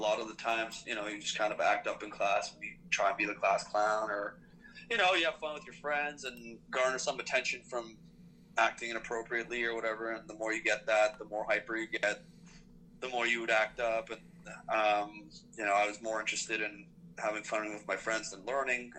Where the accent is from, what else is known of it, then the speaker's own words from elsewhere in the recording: Toronto, Ontario, Canada; also born or lived in Russia; we're from Toronto